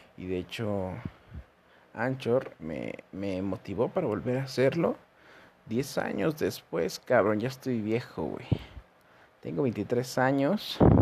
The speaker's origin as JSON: {"language": "Spanish", "region": "San Luis Potosí", "country": "Mexico", "said": "soy de México, San Luis Potosí"}